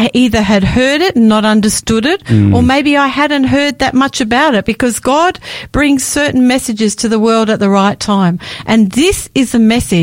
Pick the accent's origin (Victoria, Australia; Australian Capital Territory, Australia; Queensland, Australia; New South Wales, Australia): Victoria, Australia; I grew up in the Seventh-day Adventist Church in Victoria